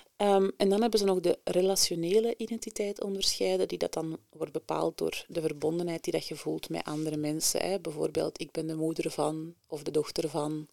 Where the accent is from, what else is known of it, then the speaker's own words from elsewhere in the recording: Antwerp, Flanders, Belgium; also born or lived in Mechelen / Leuven; ik ben eh, geboren en getogen in Antwerpen Centrum